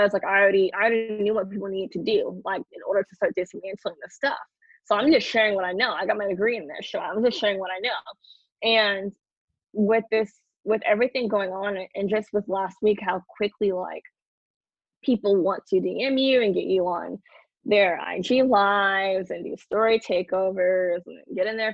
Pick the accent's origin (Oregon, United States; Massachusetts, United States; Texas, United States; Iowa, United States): Texas, United States; Houston; I'm from Third Ward, Houston, Texas